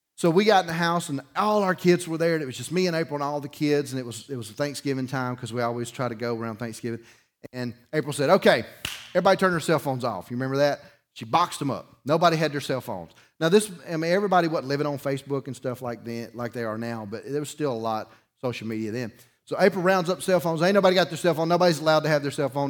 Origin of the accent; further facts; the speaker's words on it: Dauphin Island, Alabama, United States; I grew up on Dolphin Island